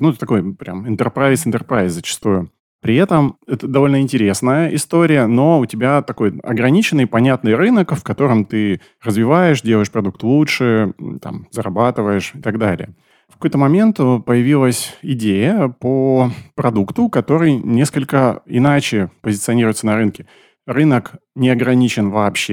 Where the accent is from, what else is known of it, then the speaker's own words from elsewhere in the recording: Novosibirsk, Novosibirsk Oblast, Russia; я из Новосибирска, часть нашей команды из Новосиба